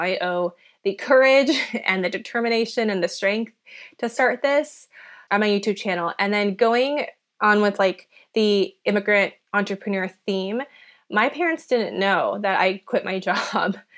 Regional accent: Minnesota, United States; English is a second language; I grew up in Minnesota

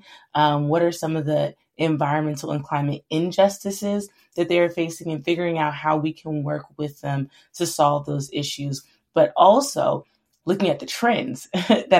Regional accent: central Florida, United States; I grew up in the South originally in Florida, in a more rural community in the central part of Florida.

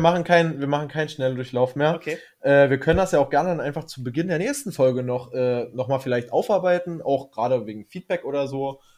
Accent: Germany; weil wir Deutsche sind

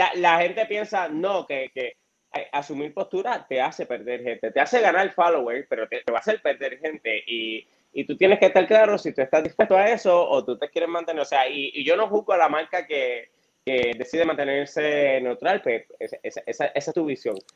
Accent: Florida, Puerto Rico; soy del municipio de Florida, me crié toda mi vida en Florida

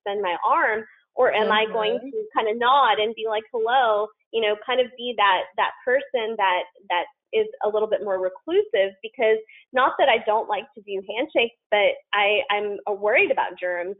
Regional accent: the South, United States; I'm from the South

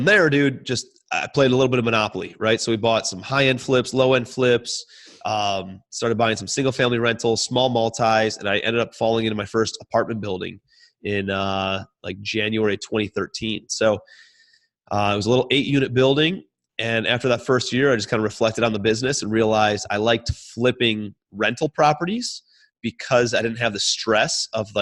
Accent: Cleveland, Ohio, United States; moved away as an adult; also born or lived in New York City; I'm from Cleveland, Ohio, moved out to New York City

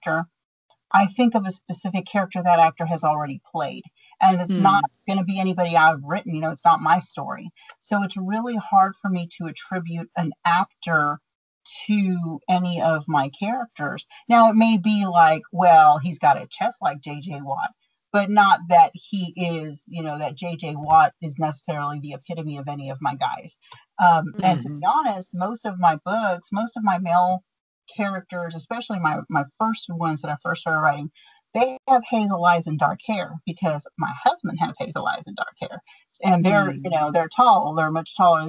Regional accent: Texas, United States; accent: Texan; I just sound Texan

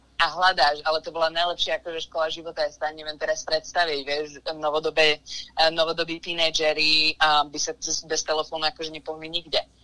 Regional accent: Liptovský Mikuláš, Žilina Region, Slovakia; moved away as an adult; now in United States; som vyrastala v Liptovskom Mikuláši

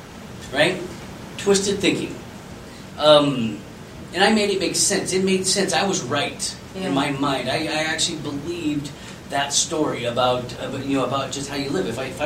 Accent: California, United States; moved away as an adult; also born or lived in Las Vegas, Nevada; now in Colorado, United States; I grew up in Colorado until I was 7, and then we moved away. My mom and I moved away to California.

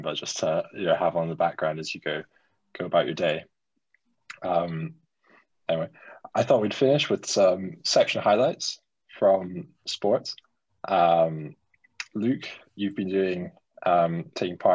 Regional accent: Edinburgh, Scotland, United Kingdom; moved away; I'm from Edinburgh

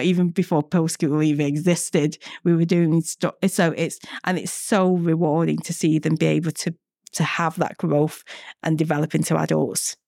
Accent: Manchester, North West England, United Kingdom; moved away as an adult; also born or lived in Vietnam; now in London, United Kingdom; I grew up in Manchester

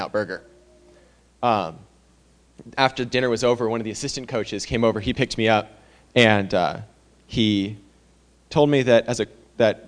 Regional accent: Medford, Oregon, United States; I'm from Medford, Oregon, so I play baseball at Biola University

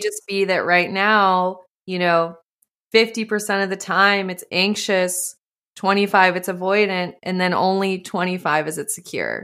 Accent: Montana, United States; moved away; also born or lived in California; I grew up in Montana

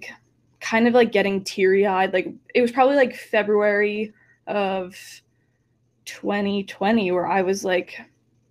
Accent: New Jersey, United States; moved away as an adult; also born or lived in New York / New Haven; now in Los Angeles, United States; I'm born and raised in New Jersey

